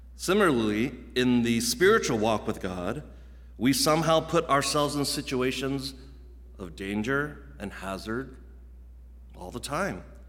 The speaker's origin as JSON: {"language": "English", "region": "Virginia", "country": "United States", "tie": "born or raised there", "also_born_or_lived": "Midwest", "moved": "as an adult", "said": "I grew up, as many of you guys know, in Virginia, in the Mid-Atlantic region"}